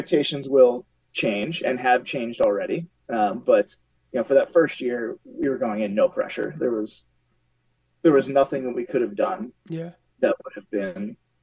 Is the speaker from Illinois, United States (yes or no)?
no; Southern New Jersey, United States; moved away; I grew up in Southern New Jersey